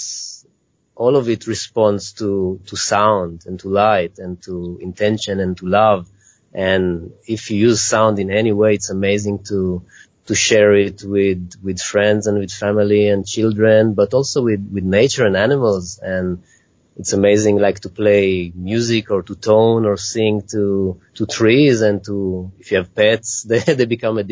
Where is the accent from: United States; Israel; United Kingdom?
Israel; moved away; I'm originally from Israel